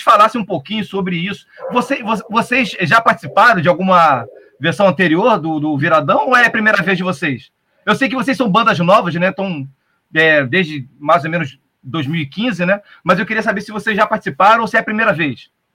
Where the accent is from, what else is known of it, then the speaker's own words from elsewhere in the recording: São Gonçalo, Rio de Janeiro, Brazil; eu sou de São Gonçalo